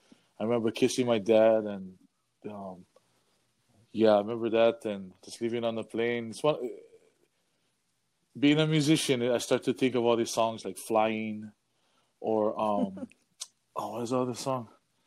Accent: Waimanalo, Hawaii, United States; accent: pidgin; moved away as an adult; also born or lived in Atherton, California / Hayward, California; now in Fremont, United States; Born and raised in Waimanalo on Oahu. Went to Kailua High School, graduated in 2004. Ended up moving away to college here in the San Francisco Bay Area.

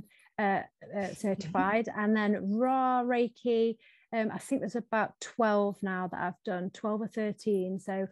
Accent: United Kingdom; I am from the UK, as you can probably guess from my accent

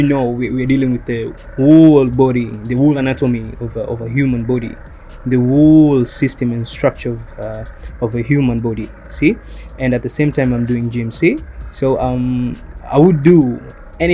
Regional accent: Tanzania; I'm from Tanzania

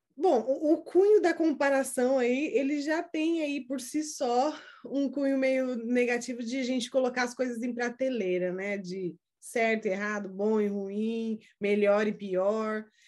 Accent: Brazil; now in United States; eu sou do Brasil, você também, do Brasil para cá, né, que uh, eu moro nos Estados Unidos

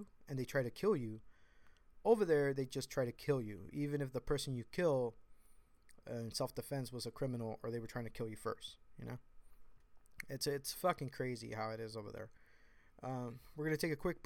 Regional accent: United States; I consider myself to be American

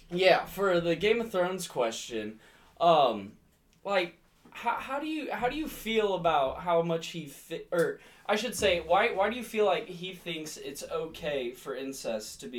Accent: United States; Hey, by the way, we're American.

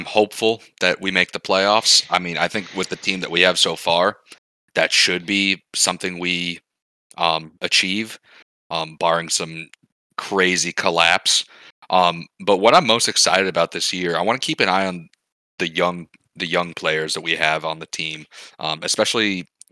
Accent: New Jersey, United States; my hometown New Jersey Devils

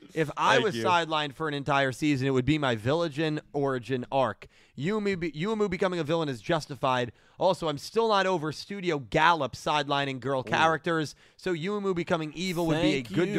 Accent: United States; Well, I am an American.

